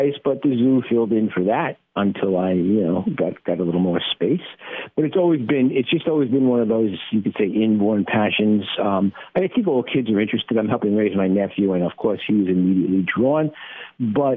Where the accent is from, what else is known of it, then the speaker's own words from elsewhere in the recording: New York City, New York, United States; I grew up in the Bronx